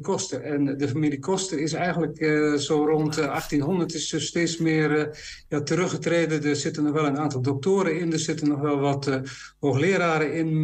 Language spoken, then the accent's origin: Dutch; Low Saxon area, Netherlands; ik kom wel uit het Neder-Saxische gebied